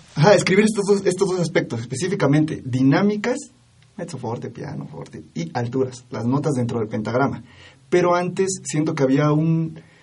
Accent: Oaxaca, Mexico; soy oaxaqueño

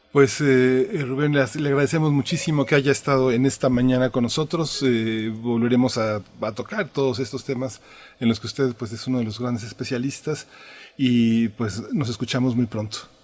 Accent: Mexico

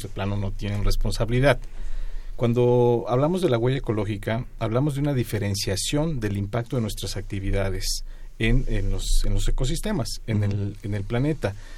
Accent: Mexico City, Mexico; Nuestra Ciudad de México

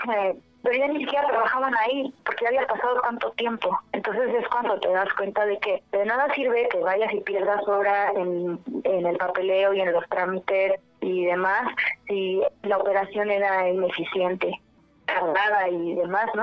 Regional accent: Guanajuato, Mexico; Somos de Guanajuato, de Puerto Guanajuato

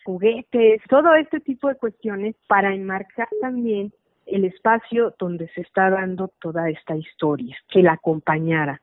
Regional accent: Guadalajara, Jalisco, Mexico; yo nací en Guadalajara, la ciudad que me gusta, en la que vivo, donde trabajo. Yo viví en los años 70 en la colonia moderna

